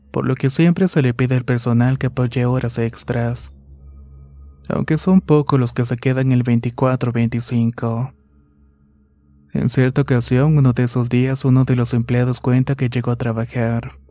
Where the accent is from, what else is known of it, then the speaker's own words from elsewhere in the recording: Honduras; Soy de Honduras actualmente y vivo en la ciudad de Choloma